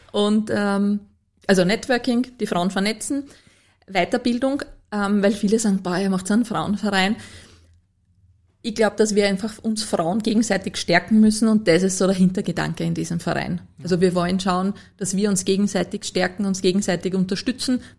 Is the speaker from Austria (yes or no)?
yes; Lower Austria, Austria; Als Niederösterreicherin muss, habe ich erst lernen müssen, dass das die Landespolizeidirektion ist.